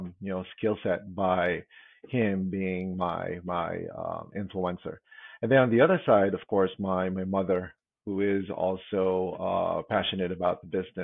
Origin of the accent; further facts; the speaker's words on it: Philippines; moved away as an adult; now in United States; I was born and raised in the Philippines. And I actually moved here in the States back in 1999